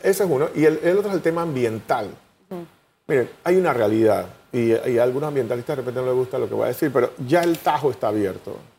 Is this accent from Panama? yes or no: yes; Panama; como panameño